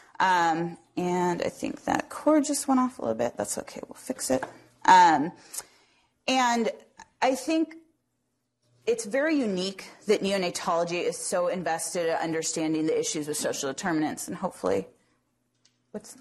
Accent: Phoenix, Arizona, United States; moved away as an adult; also born or lived in Tucson, Arizona / Bay Area, California; now in Cincinnati, United States; I grew up in the Southwest in Phoenix

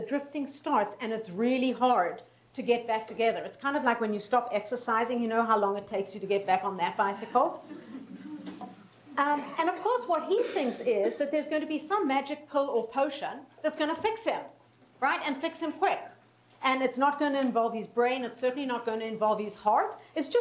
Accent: Winnipeg, Manitoba, Canada; I'm from Winnipeg, Manitoba

